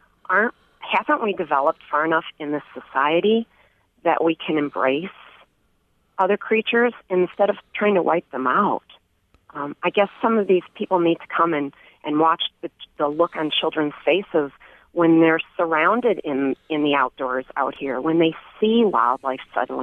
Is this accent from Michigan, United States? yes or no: yes; Livonia, Michigan, United States; growing up in Livonia, knowing Kensington Metro Park as a child